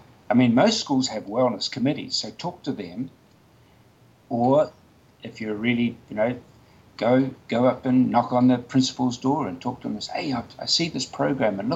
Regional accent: Nelson, New Zealand; Nelson, my hometown

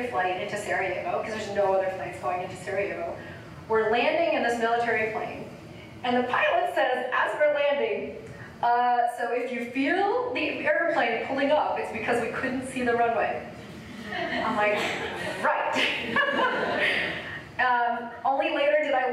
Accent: United States; My parents grew up in India. I'm Indian American

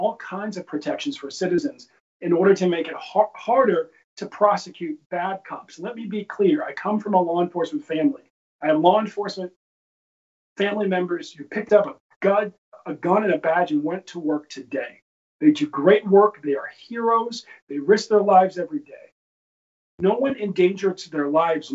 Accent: Baltimore, Maryland, United States; I'm from Baltimore

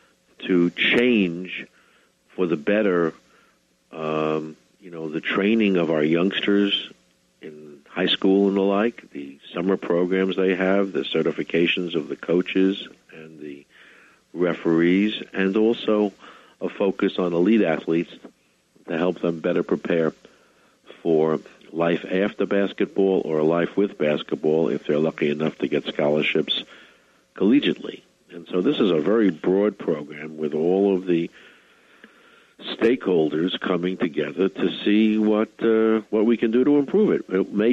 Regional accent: United States; Speaking as an American

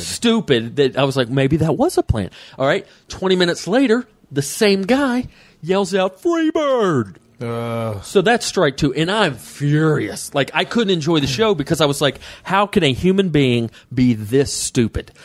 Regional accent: Atlanta, Georgia, United States; Atlanta, my hometown.

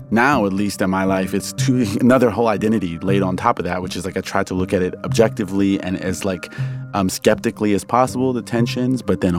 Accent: United States; I'm American, right? I'm a citizen. I was raised here. I have that identity. And then I also have the kind of Iranian cultural identity that I was raised with at home.

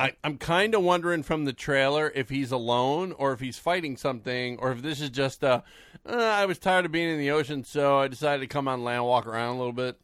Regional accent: United States; we're American

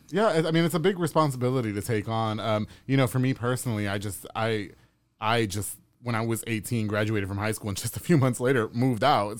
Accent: New York, United States; also born or lived in Texas; now in Waco, United States; I'm from New York.

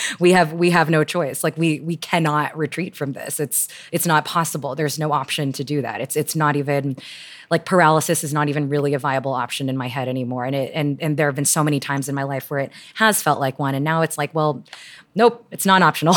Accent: Houston, Texas, United States; also born or lived in Toronto, Canada; I moved from Canada, Toronto to Houston in ninety-four, I think. And I was pretty quickly p, put into this very conservative eja-, evangelical private school

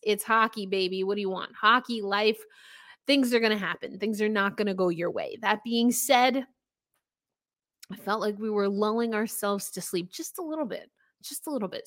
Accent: New York, United States; I'm not Italian, but I am a New Yorker

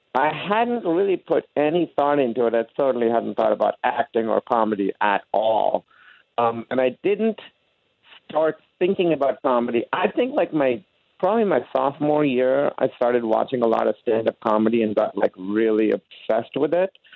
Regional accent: Pakistan; moved away as an adult; also born or lived in Grinnell, Iowa; I came from Pakistan, and our academic system there was so much harder than uh, college was

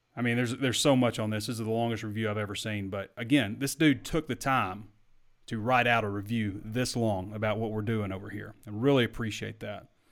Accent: Sheridan, United States; I'm from Sheridan

